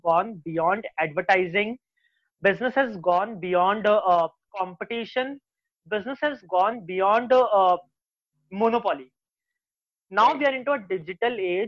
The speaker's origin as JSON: {"language": "English", "town": "Jaipur", "region": "Rajasthan", "country": "India", "said": "I come from Jaipur, where people are still inclined towards either their family business or towards a job"}